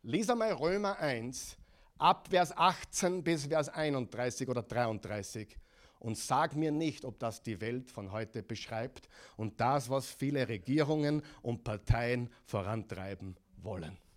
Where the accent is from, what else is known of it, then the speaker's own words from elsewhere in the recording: Oklahoma, United States; In, in meiner Heimatstadt, in Oklahoma, 600 Gemeinden und die, die Stadt ist 500.000. Die ist dreimal so groß wie, wie, wie, wie Linz.